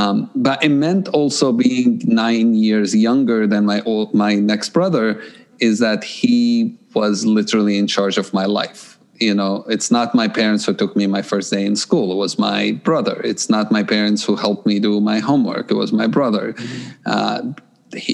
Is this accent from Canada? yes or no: no; Jerusalem, Jerusalem District, Israel; English is a second language; So I grew up in Jerusalem, and I grew up in a time of conflict and a time of a lot of shootings and tear gas and so on.